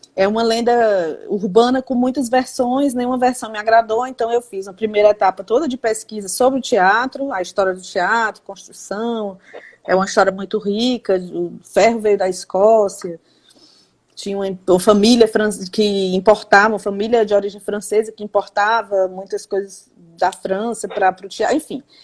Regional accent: Fortaleza, Ceará, Brazil; Eu sou de Fortaleza, da capital, nunca morei no interior

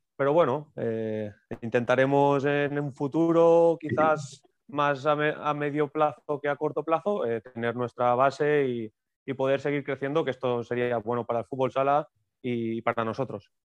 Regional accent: Moixent, Valencian Community, Spain; soy, soy natural, natural de Moisent

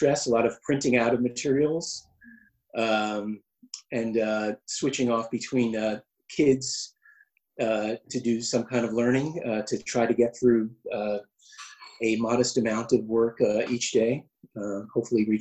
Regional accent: United States; moved away as an adult; now in Basel, Switzerland; I'm an American expat here in Basel for 6.5 years

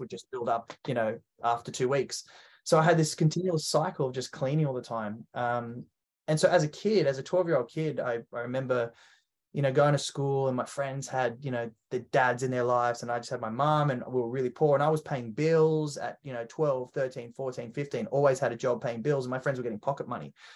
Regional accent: Australia; how I became an Australian

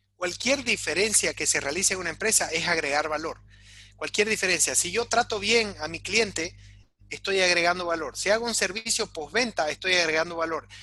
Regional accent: Bolivia; sacarnos adelante como bolivianos

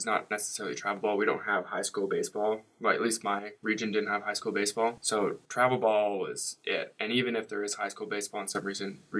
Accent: Waterloo, Ontario, Canada; moved away as an adult; now in United States; I'm a senior accounting major on the baseball team at Miami, and I'm originally from Waterloo, Ontario.

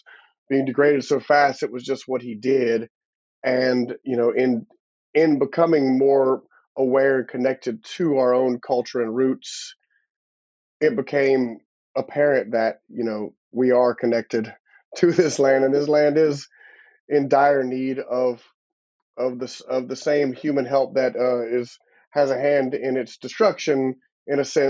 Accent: Broussard, Louisiana, United States; we both grew up in Broussard, Lafayette

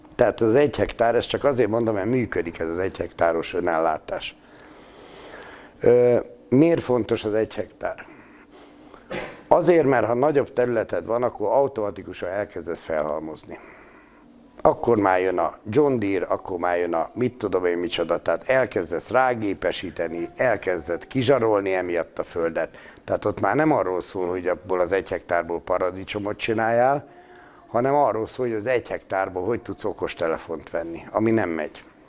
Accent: Szabolcs-Szatmár-Bereg, Hungary; én Szabolcs Szatmár Bereg megyének a Szatmári részén születtem

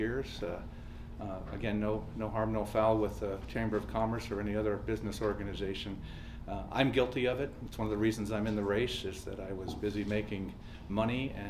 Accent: Tucson, Arizona, United States; I'm a native, born and raised in Tucson

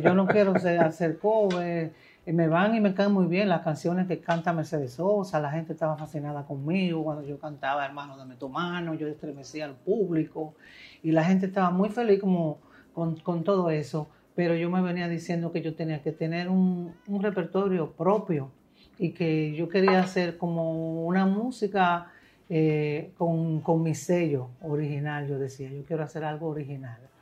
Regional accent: Montecristi, Monte Cristi, Dominican Republic; yo nací en Montecristi

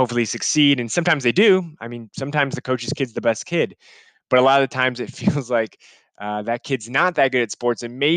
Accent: Chicago, Illinois, United States; I'm from Chicago.

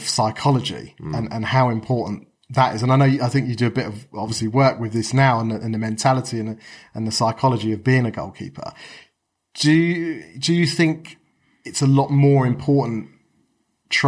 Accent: Watford, East of England, United Kingdom; Watford, my hometown club

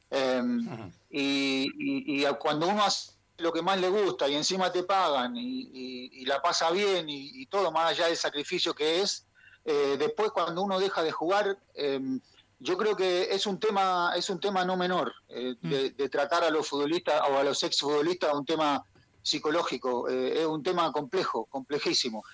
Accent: Quilmes, Buenos Aires Province, Argentina; also born or lived in Avellaneda / Saladillo; now in Chile; Yo, yo nací en Avellaneda. Ah. Eh, y viví en Quilmes toda mi ah, infancia

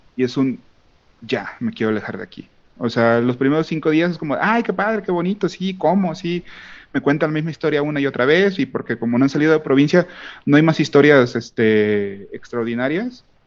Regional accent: Manzanillo, Colima, Mexico; moved away; yo no vivo actualmente donde, de donde soy, soy de, soy de Manzanillo, si existe Colima

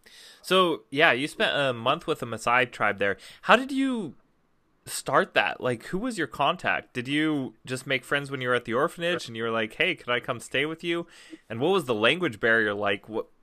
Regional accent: United States

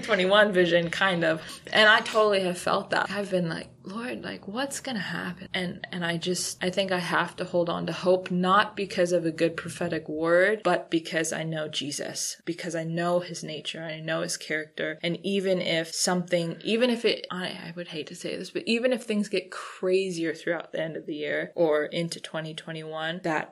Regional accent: Hawaii, United States; moved away as an adult; I didn't like growing up in Hawaii

